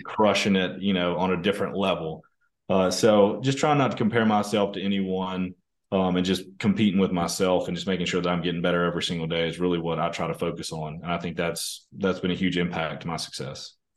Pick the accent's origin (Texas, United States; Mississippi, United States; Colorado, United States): Mississippi, United States; small town outside of Tupelo, North; now in Germantown, United States; I grew up in Mississippi, um, you know, uh, kind of a small town in Mississippi outside of Tupelo, um, which is kind of North Mississippi